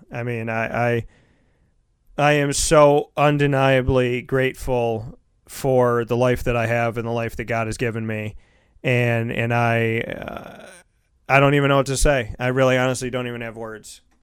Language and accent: English; Syracuse, New York, United States; my hometown